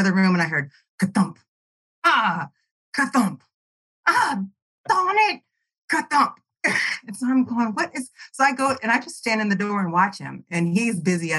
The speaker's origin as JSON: {"language": "English", "town": "Kansas City", "region": "Missouri", "country": "United States", "tie": "born or raised there", "also_born_or_lived": "North Carolina", "said": "I grew up and born and raised in Kansas City on the Missouri side"}